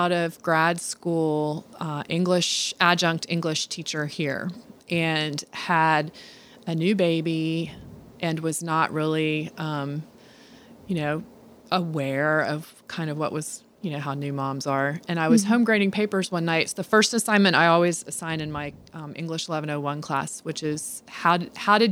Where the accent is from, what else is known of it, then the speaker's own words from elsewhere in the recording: United States; as an American and as a woman